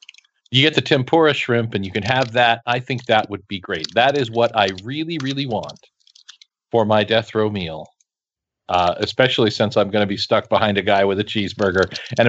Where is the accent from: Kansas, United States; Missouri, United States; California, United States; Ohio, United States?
Kansas, United States; I grew up in Kansas.